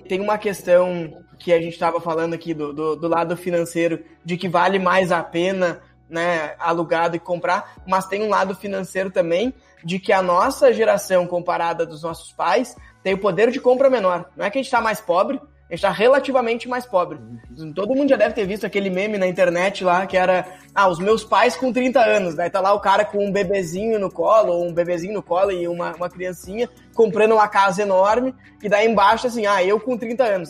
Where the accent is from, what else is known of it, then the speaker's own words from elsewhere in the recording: São Jerônimo, Rio Grande do Sul, Brazil; also born or lived in Porto Alegre; now in São Paulo, Brazil; Eu nasci em São Jerônimo, fui a Porto Alegre, hoje estou, hoje eu moro em São Paulo